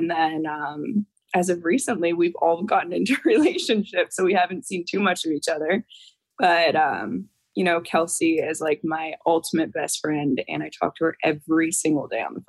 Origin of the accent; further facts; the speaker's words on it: Chicago, Illinois, United States; I'm from Chicago originally